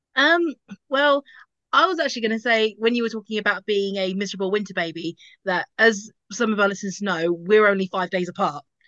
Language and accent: English; Basildon, East of England, United Kingdom; now in Bedfordshire, United Kingdom; I grew up in Basildon